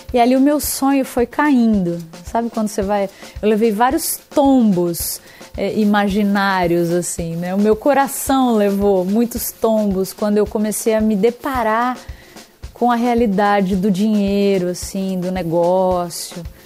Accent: Brazil; eu tenho 15 anos e sou brasileira

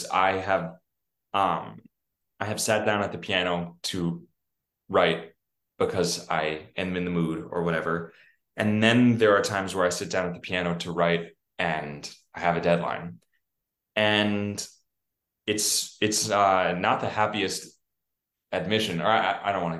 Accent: New York City, New York, United States; growing up on the Upper West Side

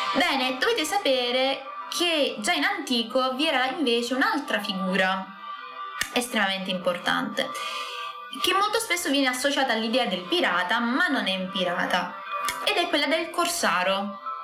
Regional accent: Scicli, Sicily, Italy; del mio paesino, del paesino di Scicli

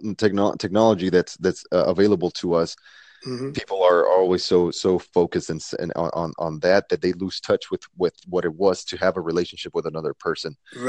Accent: Houston, Texas, United States; also born or lived in Mexico City, Mexico; Houston is my hometown. I'm not originally from here. I was born in Mexico City

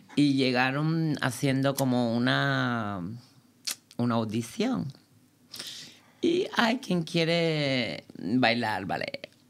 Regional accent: Cuba; moved away as an adult; now in Berlin, Germany; pude salir de allí, de Cuba, porque vengo de una familia muy, muy pobre

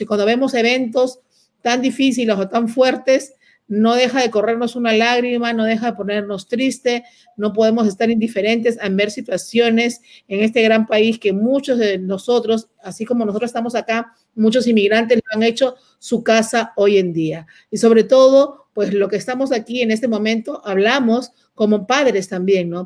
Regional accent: Peru; now in United States; yo peruana

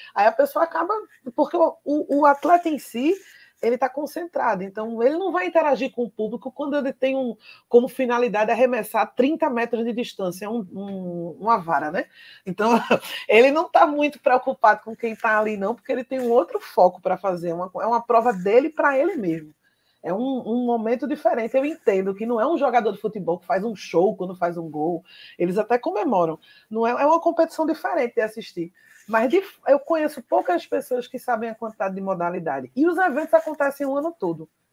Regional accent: Pernambuco, Brazil; a gente é pernambucano

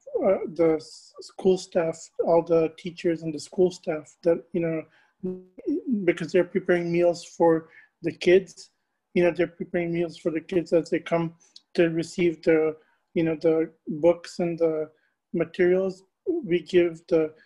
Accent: Tampa, Florida, United States; I'm born and raised in Tampa Bay. I love my community, my hometown

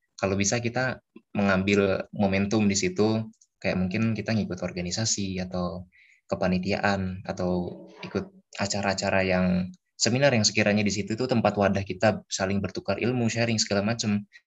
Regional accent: Bekasi, West Java, Indonesia; asal aku dari kota Bekasi Jawa Barat

